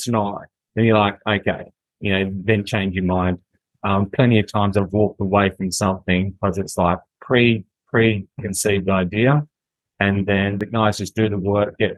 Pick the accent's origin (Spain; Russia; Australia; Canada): Australia; Western Australia; I'm from Calgary, I'm West Australian